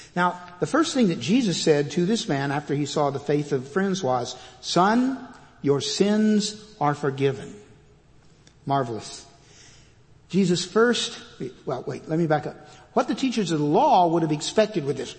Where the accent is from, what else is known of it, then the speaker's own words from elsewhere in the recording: Fort Worth, Texas, United States; moved away as an adult; also born or lived in California; now in Georgetown, United States; I am a native Texan. I was born and raised in Fort Worth